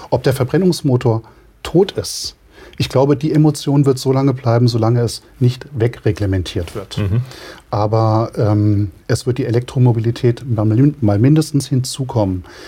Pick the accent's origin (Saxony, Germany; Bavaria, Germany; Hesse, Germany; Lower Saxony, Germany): Hesse, Germany; the region around Rauschenberg; Insgeheim kommen wir aus der Region, wir stehen zu der Region und wollen eigentlich auch dort bleiben